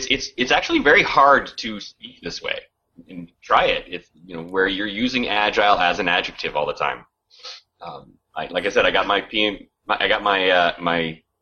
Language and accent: English; United States; we're both from the Washington area